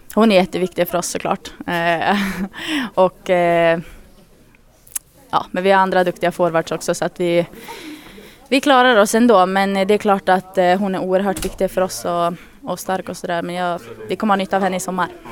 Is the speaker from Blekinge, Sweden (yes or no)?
no; Örnsköldsvik, Västernorrland County, Sweden; now in Gävle, Sweden